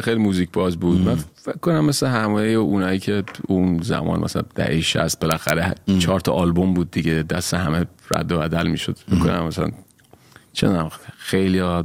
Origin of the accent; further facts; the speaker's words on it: Tehran, Tehran Province, Iran; moved away as an adult; also born or lived in Kermanshah; من متولد کرمانشاه ولی بزرگ شدی تهران